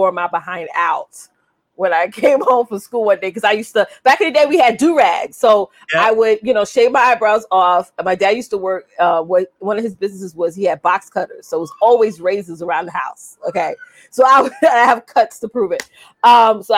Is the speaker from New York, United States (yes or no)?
yes; Westbury, New York, United States; I was born and raised in Westbury, Long Island